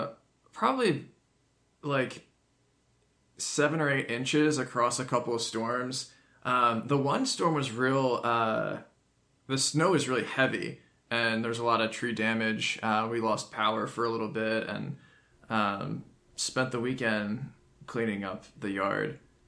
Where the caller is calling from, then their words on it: Charlottesville, Virginia, United States; I'm … from Charlottesville, Virginia